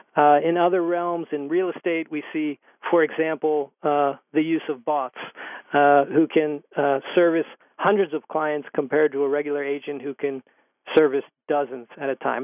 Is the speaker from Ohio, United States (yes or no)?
yes; Youngstown, Ohio, United States; I, am born and raised in Ohio, in Youngstown, Ohio, in the Rust Belt